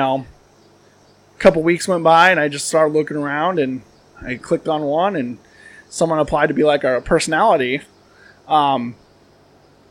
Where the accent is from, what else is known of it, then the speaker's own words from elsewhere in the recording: Pleasant Plains, Illinois, United States; I grew up in Pleasant Plains